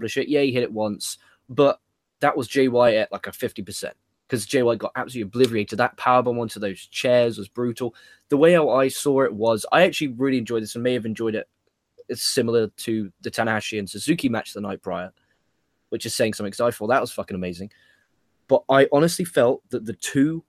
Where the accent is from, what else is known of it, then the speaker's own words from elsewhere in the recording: England, United Kingdom; as an Englishman